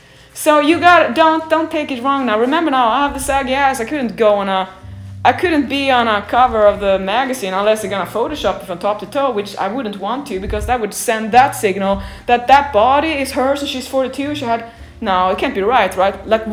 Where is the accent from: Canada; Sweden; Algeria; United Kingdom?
Sweden; moved away as an adult; now in Los Angeles, United States; So when I came from Sweden, I was a pedestrian. When I came to USA and Los Angeles, Paolo said, we have to have a car.